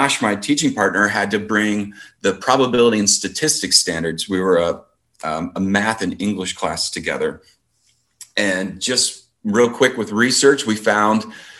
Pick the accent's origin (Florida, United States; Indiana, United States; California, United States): Indiana, United States; Columbus; I'm born and raised in Columbus, and that's now where I teach